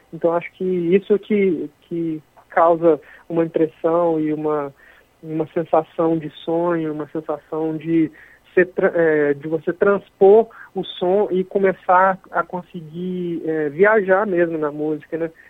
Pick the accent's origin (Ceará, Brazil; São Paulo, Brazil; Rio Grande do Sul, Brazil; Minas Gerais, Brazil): Minas Gerais, Brazil; sou mineiro, sou de uma cidade muito pequena do interior da Zona da Mata, que tem 30 mil habitantes